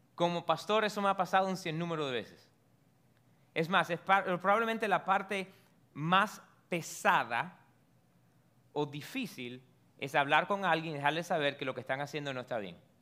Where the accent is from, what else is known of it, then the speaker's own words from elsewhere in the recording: United States; yo soy americano porque nací aquí